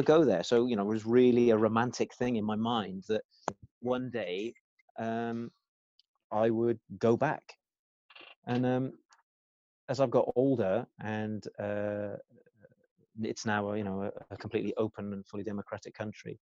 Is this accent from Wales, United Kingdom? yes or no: yes; Cardiff, Wales, United Kingdom; I was born in Wales and I consider myself Welsh.